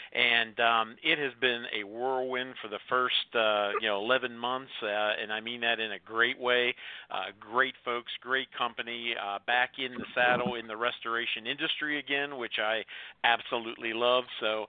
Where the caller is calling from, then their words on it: Greenville, South Carolina, United States; Well, I'm calling in from Greenville, South Carolina